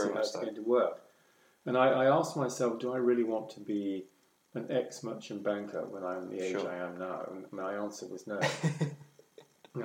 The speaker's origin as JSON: {"language": "English", "region": "Scotland", "country": "United Kingdom", "tie": "born or raised there", "also_born_or_lived": "Edinburgh / South of England", "moved": "yes", "said": "I was brought up in Scotland"}